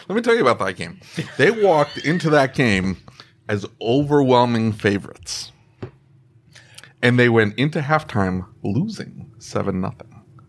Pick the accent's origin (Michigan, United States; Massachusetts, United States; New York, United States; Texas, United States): Massachusetts, United States; Boston; moved away; I'm originally from Boston.